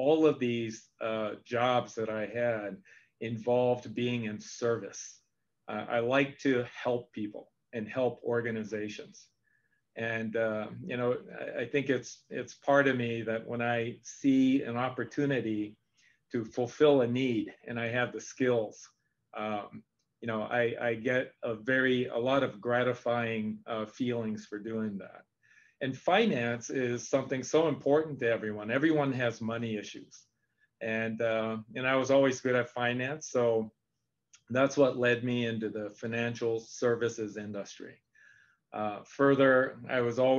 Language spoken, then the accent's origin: English; Japan; moved away; also born or lived in San Francisco; I spoke Japanese because I grew up in Japan.